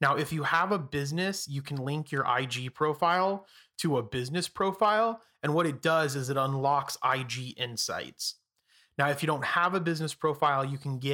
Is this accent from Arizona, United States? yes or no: yes; Phoenix, Arizona, United States; I'm from Phoenix